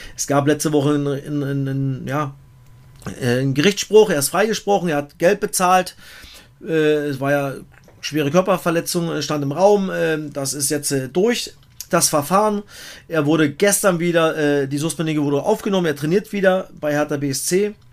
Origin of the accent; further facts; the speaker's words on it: Germany; bei uns in Deutschland